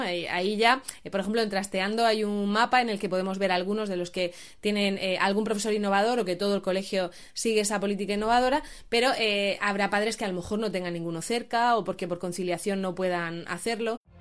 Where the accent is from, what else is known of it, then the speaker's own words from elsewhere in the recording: Region of Murcia, Spain; varias somos de Murcia